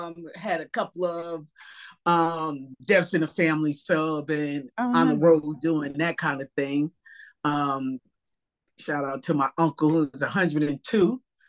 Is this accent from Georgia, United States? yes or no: no; New Jersey, United States; now in Silver Spring, United States; Oh, I'm in Silver Spring, Maryland. Okay. I'm from Jersey. I'm from Jersey originally.